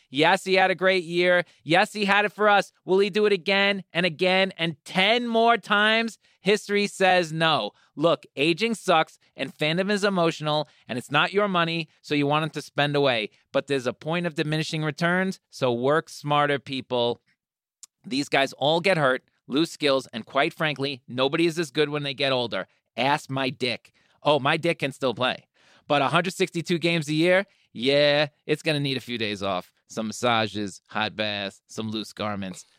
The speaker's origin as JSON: {"language": "English", "region": "New York", "country": "United States", "said": "I'm from New York."}